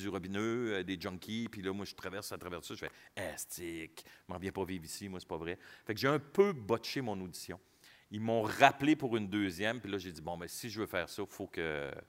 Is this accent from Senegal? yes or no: no; Quebec City, Quebec, Canada; now in Montreal, Canada; Ma première audition, quand je suis parti de Québec pour venir euh, faire l'audition à Montréal, euh, je voulais pas.